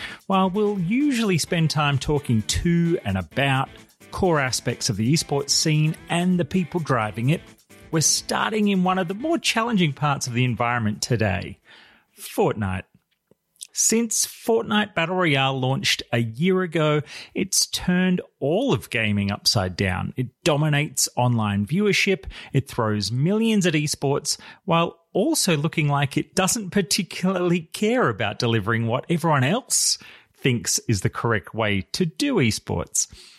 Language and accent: English; Australia; an Australian journalist